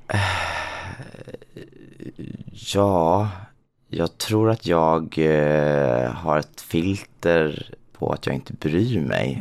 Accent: Småland, Sweden; now in Stockholm, Sweden; Och jag är uppväxt i Småland.

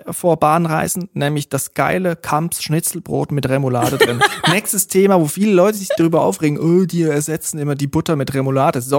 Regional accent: Switzerland; Und dort, wo ich herkomme aus der Schweiz, eigentlich überall in der Schweiz, gibt es so kleine Regionalsender, die privat geführt sind.

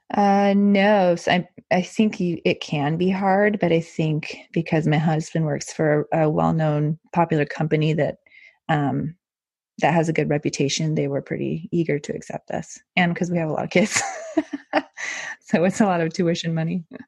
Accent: El Paso, Texas, United States; moved away as an adult; now in Netherlands; I grew up in El Paso, Texas, which is right on the border of Mexico.

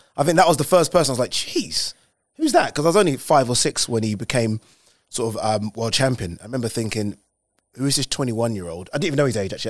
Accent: London, United Kingdom; we grew up in Plasto

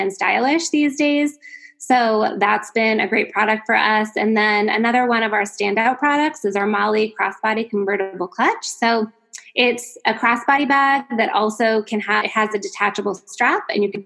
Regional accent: New Hampshire, United States; moved away as an adult; now in California, United States; I grew up in New Hampshire and went to schools back east, college back east.

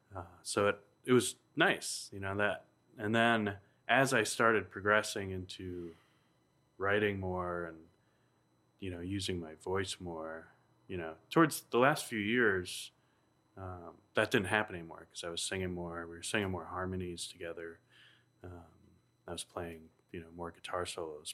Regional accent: New Hampshire, United States; my hometown in Kentucky, New Hampshire

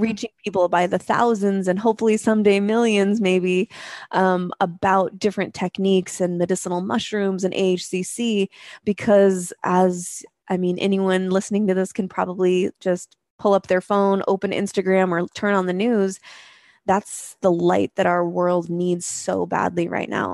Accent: Spokane, Washington, United States; moved away as an adult; also born or lived in Seattle; moved back to my hometown of Spokane, Washington, um, from Seattle

